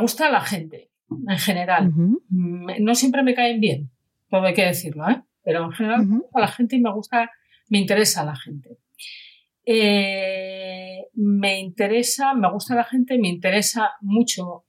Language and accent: Spanish; Asturias, Spain; now in Catalonia, Spain; yo vivo en Cataluña hace la tira de años. Soy asturiana y soy del norte